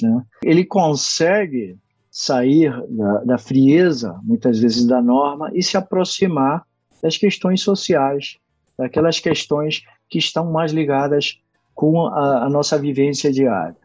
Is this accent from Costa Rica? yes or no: yes; Costa Rica; moved away; also born or lived in Brazil; eu sou costarriquenho